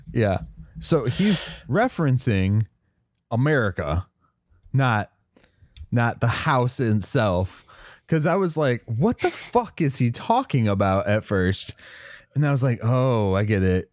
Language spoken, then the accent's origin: English; West Virginia, United States; I grew up in West Virginia a lot